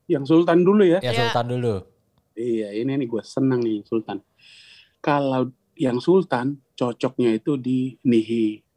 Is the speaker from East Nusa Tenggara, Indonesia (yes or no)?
yes; East Nusa Tenggara, Indonesia; Uh, bahasa daerah saya hancur